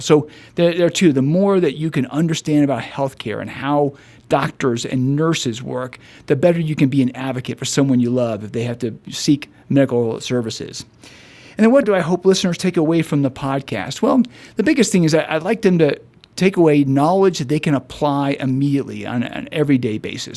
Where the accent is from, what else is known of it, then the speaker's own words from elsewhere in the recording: Dallas, Texas, United States; I grew up in Dallas